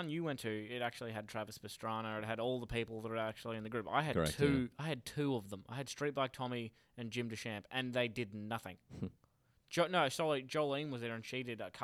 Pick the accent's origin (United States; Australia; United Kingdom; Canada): Australia; Pearcedale, Victoria; I'm from Piercedale